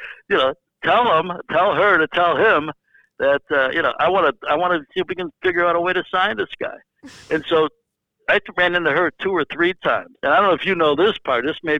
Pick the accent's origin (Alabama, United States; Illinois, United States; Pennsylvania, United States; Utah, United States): Illinois, United States; Chicago; now in Manhattan Beach, United States; I did grow up there, and my first baseball gig was with my hometown team.